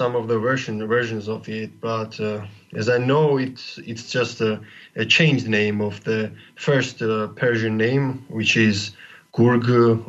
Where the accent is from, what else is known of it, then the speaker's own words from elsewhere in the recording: Tbilisi, Georgia; I'm from Tbilisi, Georgia. I was born here and I'm living here, and also I'm studying here at Tbilisi State University.